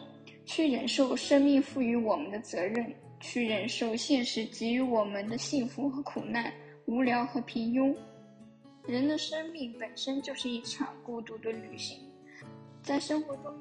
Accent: Anhui, China; Hello，大家好，我是来自中国安徽省的

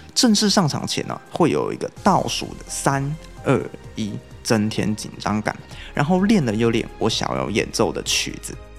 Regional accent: Taiwan; 我是台湾的炫音粉丝

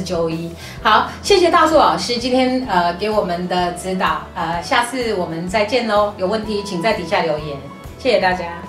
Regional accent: Taiwan; moved away as an adult; 也没有三个月我们就回台湾了，因为受不了，在台湾又待几个月，又再过去哈。

